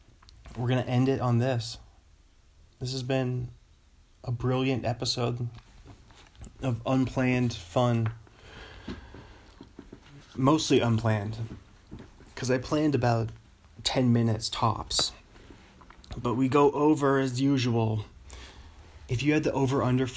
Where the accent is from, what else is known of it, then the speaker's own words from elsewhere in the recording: Pacific Northwest, United States; I'm from the Pacific Northwest, the PNW.